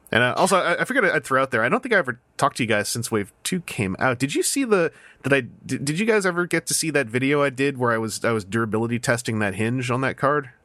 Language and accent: English; Victoria, British Columbia, Canada; moved away; I went back to my hometown in Victoria, B C